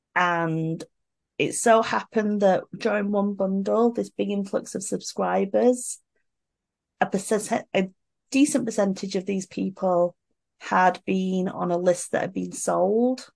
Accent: United Kingdom; moved away as an adult; now in South Korea; I'm British

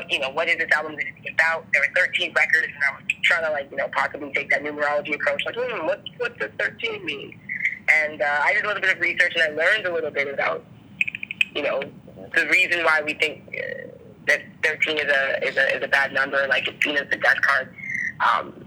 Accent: Toronto, Ontario, Canada; now in Brampton, Canada; I grew up in Toronto

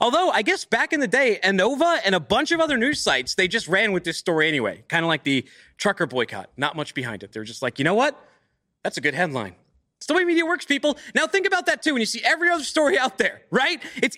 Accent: Boston, Massachusetts, United States; I'm a dude from Boston where, like, guns are illegal.

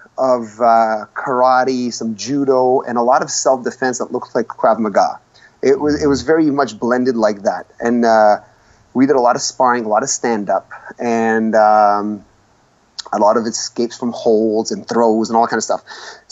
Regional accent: Gabon; born there; Listen, I was born in Gabon because my dad was a math teacher, and he got a contract there. And he was with my mom. My mom's from Montreal. My dad's Lebanese. They were in Gabon at the time. I was born there.

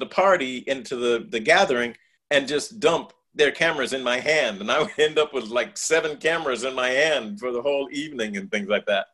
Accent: New York City, New York, United States; I grew up on Staten Island in New York City.

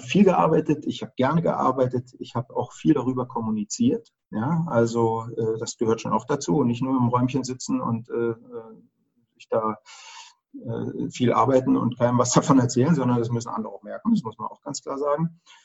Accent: Germany; Also ich bin ja in der DDR groß geworden

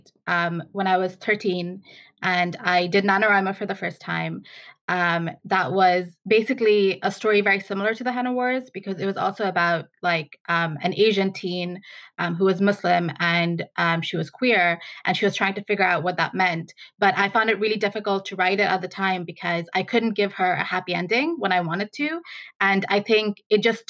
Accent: Ireland; also born or lived in Bangladesh; So I'm from Bangladesh originally. That's where I was born. And I moved to Ireland when I was 10 years old, and I've been living here ever since

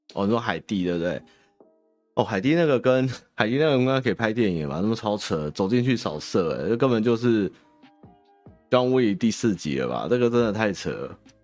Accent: Taiwan; 关我台湾人什么事嘛

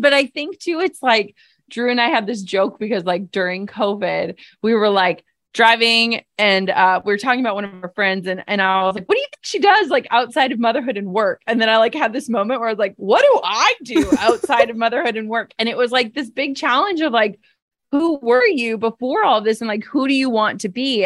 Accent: Midwest, United States; I'm from the Midwest.

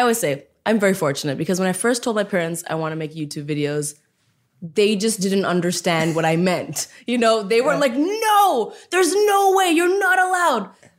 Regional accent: India; And so that was a really big deal, especially as an Indian woman, a huge, huge deal.

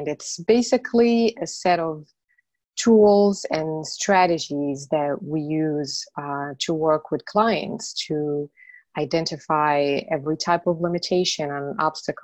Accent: Morocco; English is a second language; moved away as an adult; now in United States; I was born and raised in Morocco. And after I moved from Morocco to the States, that was in 1998

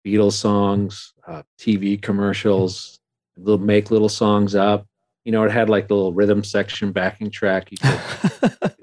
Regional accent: Milwaukee, Wisconsin, United States; I'm from Milwaukee

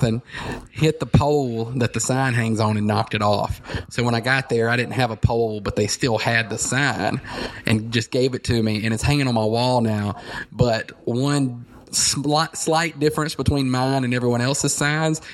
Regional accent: Alabama, United States; now in Nashville, United States; I'm from Alabama

